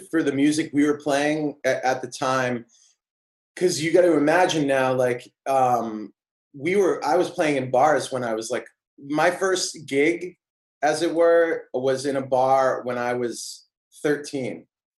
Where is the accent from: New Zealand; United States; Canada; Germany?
United States; Auburn, New Hampshire; I grew up in New Hampshire, a really small town called Auburn.